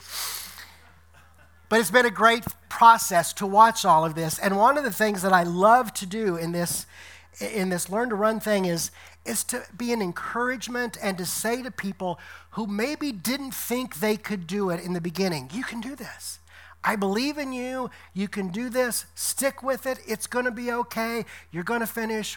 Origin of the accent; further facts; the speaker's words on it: Decatur, Illinois, United States; moved away as an adult; also born or lived in Louisiana / Tennessee / Detroit, Michigan; coming back here to my hometown of Decatur, Illinois